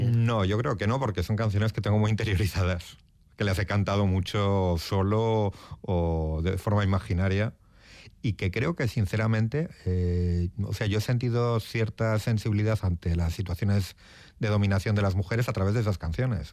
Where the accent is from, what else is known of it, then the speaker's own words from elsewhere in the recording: Portugalete, Basque Country, Spain; moved away as an adult; also born or lived in Barakaldo; now in Madrid, Spain; nací en Baracaldo como todos los de aquí en Cruces, pero soy de Portugalete.